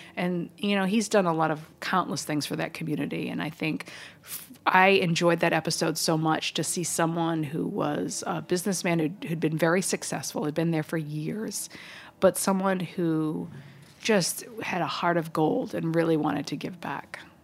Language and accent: English; East Coast, United States; moved away; also born or lived in Little Rock, Arkansas; growing up on the East Coast